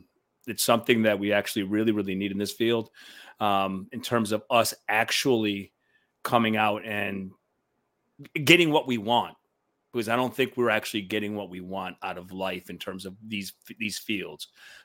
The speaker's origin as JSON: {"language": "English", "country": "Cuba", "moved": "yes", "lives_now": "New York City, United States", "said": "Syracuse took us in when we came from Cuba."}